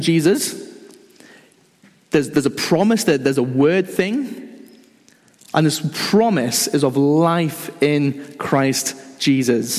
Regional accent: North East England, United Kingdom; now in Dundee, United Kingdom; I grew up in the northeast of England. You probably can't tell from my accent.

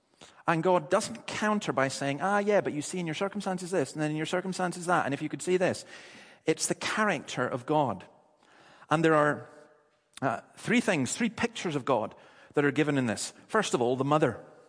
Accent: Dundee, Scotland, United Kingdom; But it's an identification that people have. I'm from Dundee.

